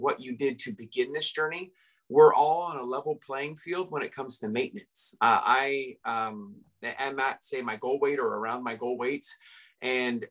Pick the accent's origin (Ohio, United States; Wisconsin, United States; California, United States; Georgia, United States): California, United States; Redondo Beach; I grew up in Redondo Beach, California